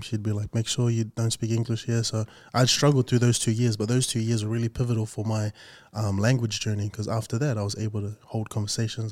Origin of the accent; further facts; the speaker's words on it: New Zealand; being Samoan, born in New Zealand